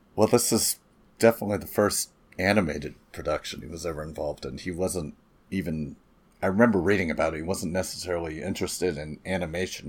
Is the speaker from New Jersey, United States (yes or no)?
no; California, United States; I'm from California, folks, where it's really flat